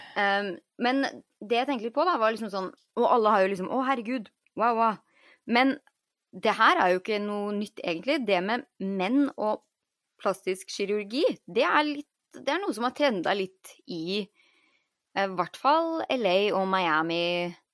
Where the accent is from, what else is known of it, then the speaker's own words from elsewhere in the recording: Norway; now in United States; man syns jo det er mye bedre service her enn hjemme i Norge